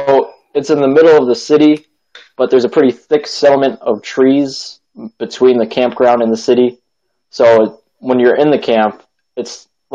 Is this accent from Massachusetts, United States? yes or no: yes; Springfield, Massachusetts, United States; So I grew up in Springfield, Massachusetts. I grew up going to Blessed Hope Advent Christian Church in Springfield.